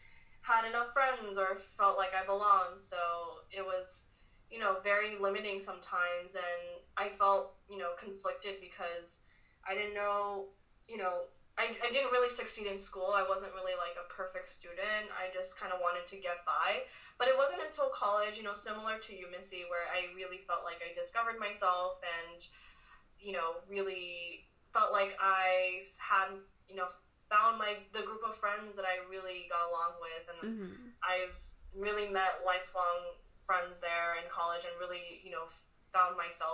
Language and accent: English; Hawaii, United States; also born or lived in Nagoya, Japan / New York; I pretty much spent all of my childhood, my teenage years in Hawaii